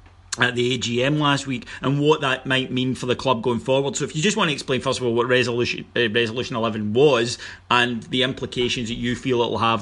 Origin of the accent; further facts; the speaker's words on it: Kilwinning, Scotland, United Kingdom; moved away; I'm from Kilwinning, I live here now again